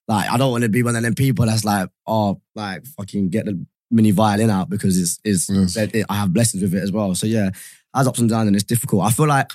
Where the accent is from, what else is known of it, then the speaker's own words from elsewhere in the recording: United Kingdom; white boy Brit. That kind of is me